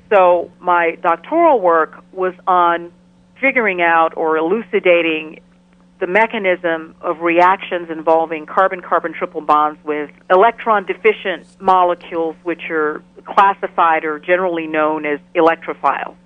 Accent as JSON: {"language": "English", "country": "Ghana", "tie": "born or raised there", "also_born_or_lived": "Chicago, United States", "moved": "yes", "lives_now": "Albany, United States", "said": "I grew up in Ghana, in West Africa. I was actually born in Chicago, and at the age of five, I moved with my family to Ghana"}